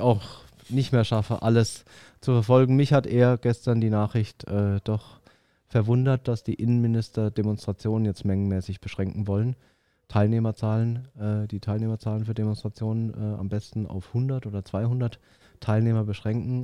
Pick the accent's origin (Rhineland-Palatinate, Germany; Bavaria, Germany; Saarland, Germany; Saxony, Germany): Bavaria, Germany; Würzburg; now in Stuttgart, Germany; ich komme eigentlich aus Würzburg, das ist so eine Studentenstadt